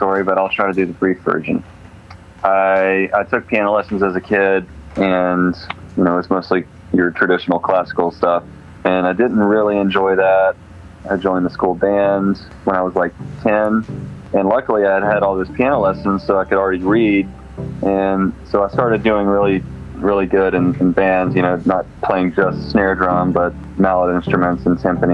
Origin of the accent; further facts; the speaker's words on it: Atlanta, Georgia, United States; moved away as an adult; also born or lived in Charlotte, North Carolina; now in Nashville, United States; my wife and I are both from suburbs of Atlanta, kind of outside of town